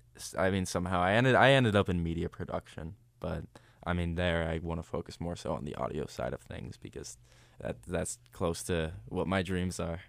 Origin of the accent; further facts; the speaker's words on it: Ohio, United States; I'm from Ohio, so we wanted to just stay in state